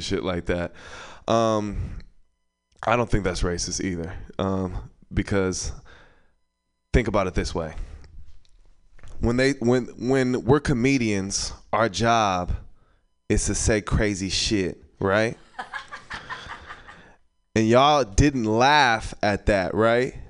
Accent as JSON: {"language": "English", "town": "San Francisco", "region": "California", "country": "United States", "tie": "born or raised there", "said": "I'm born and raised here in the city"}